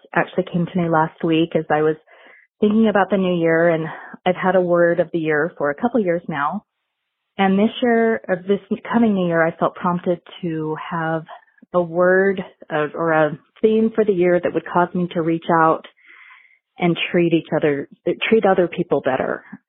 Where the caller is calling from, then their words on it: Burley, Idaho, United States; I am calling from Burley, Idaho.